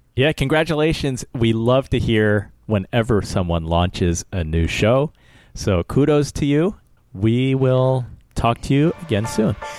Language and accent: English; United States; I was born here